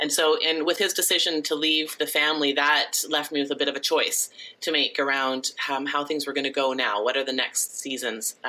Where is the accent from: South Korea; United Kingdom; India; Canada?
Canada; Ontario; moved away as an adult; also born or lived in British Columbia / Abbotsford; I grew up here in Ontario